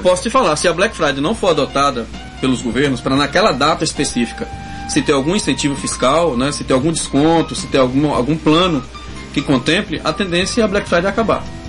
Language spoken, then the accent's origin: Portuguese; Northeast Brazil, Brazil; moved away; eu sou sertanejo, né? Lá no sertão